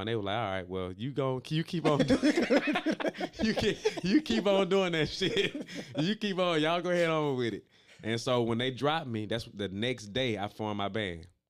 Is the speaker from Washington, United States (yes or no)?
no; Stone Mountain, Georgia, United States; also born or lived in Decatur, Georgia; Grew up in Stone Mountain, but I was born in Decatur and then moved back to Decatur